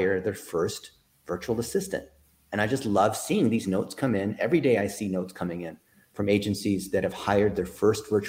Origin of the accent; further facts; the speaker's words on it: Dayton, Ohio, United States; I was born in Dayton, Ohio.